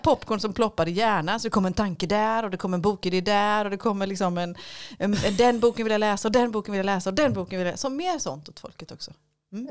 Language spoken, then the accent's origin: Swedish; Lönneberga, Kalmar County, Sweden; när jag växte upp i Lönneberga